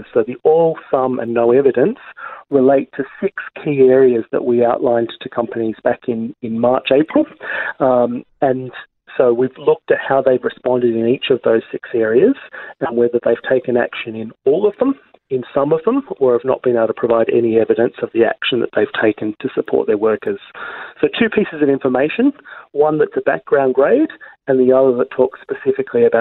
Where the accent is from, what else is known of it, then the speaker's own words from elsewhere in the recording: Australia; we as Australian consumers